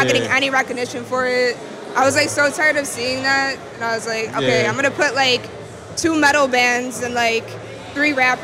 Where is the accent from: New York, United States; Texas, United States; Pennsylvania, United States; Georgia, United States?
New York, United States; Buffalo; also born or lived in Tonawanda, New York; now in New York City, United States; we're both from Buffalo